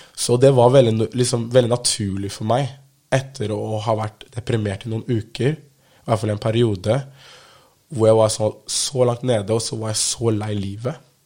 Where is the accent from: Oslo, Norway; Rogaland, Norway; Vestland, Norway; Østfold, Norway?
Oslo, Norway; jeg er fra Holmlia, som er en bydel i Oslo